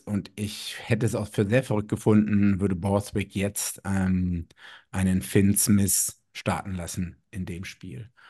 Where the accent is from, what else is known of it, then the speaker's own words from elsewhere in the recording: Germany; ich nach wie vor als Deutscher, der in Deutschland wohnt